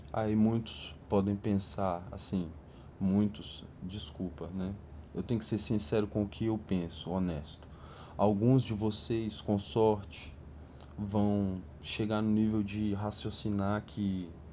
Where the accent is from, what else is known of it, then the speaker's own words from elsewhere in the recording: a satellite city of Brasília, Federal District, Brazil; Eu cresci num subúrbio periférico de uma cidade satélite.